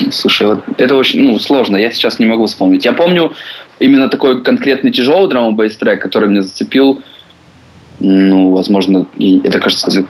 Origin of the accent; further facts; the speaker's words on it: Dnipro, Dnipropetrovsk Oblast, Ukraine; born there; now in Kyiv, Ukraine; Родился я в Днепропетровске, в Украине. А, сейчас я проживаю в Киеве.